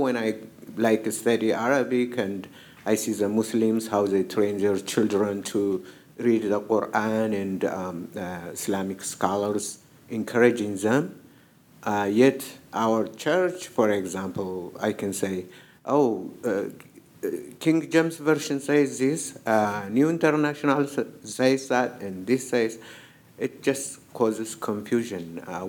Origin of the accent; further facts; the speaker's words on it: Ethiopia; moved away; I'm originally from Ethiopia. I came here 2003.